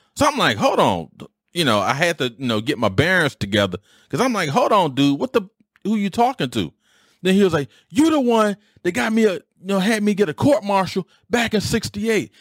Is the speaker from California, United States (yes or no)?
no; Detroit, Michigan, United States; I grew up in Detroit. All of us grew up in Detroit